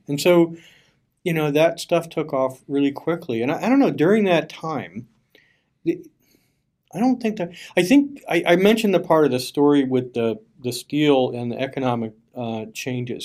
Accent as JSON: {"language": "English", "town": "Bethlehem", "region": "Pennsylvania", "country": "United States", "tie": "born or raised there", "said": "I'm from Bethlehem, which is over on the east eastern part of the state"}